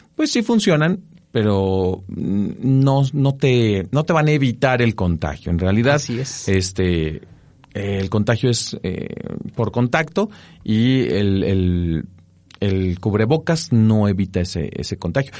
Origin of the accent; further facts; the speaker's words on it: Mexico; nosotros como mexicanos